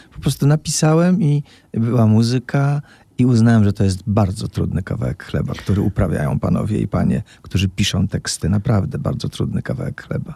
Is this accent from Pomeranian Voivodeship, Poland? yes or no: no; Opole, Opole Voivodeship, Poland; jestem po szkole muzycznej, po 10 klasach w Opolu, czyli po podstawówce i potem jeszcze dwóch latach średniej szkoły